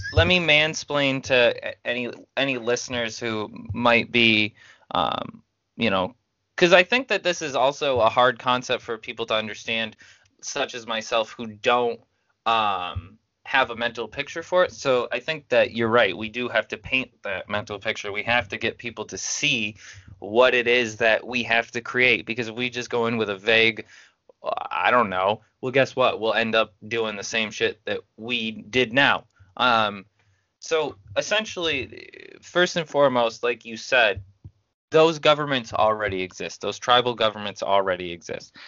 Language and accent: English; United States; as an American